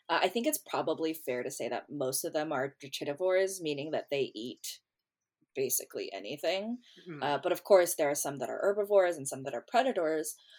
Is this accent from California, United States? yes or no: yes; California, United States; moved away as an adult; now in Baltimore, United States; I grew up on the West Coast